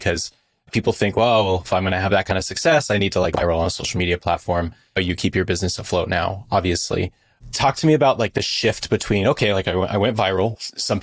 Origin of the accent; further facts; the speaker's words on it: California, United States; I'm from California